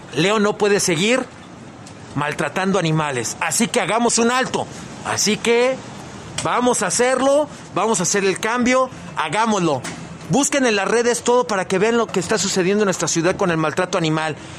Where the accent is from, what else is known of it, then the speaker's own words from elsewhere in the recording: León, Guanajuato, Mexico; como leoneses, como mexicanos